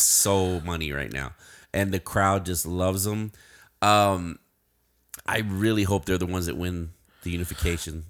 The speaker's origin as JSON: {"language": "English", "town": "Uvalde", "region": "Texas", "country": "United States", "tie": "born or raised there", "said": "my hometown"}